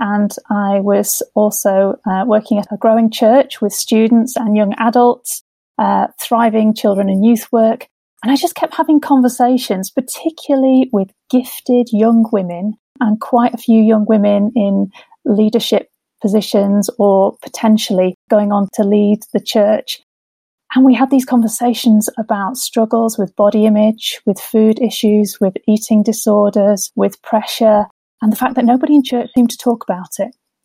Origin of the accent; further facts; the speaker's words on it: Sheffield, Yorkshire and the Humber, United Kingdom; moved away as an adult; also born or lived in Liverpool / Gateshead; now in Durham, United Kingdom; I grew up in Sheffield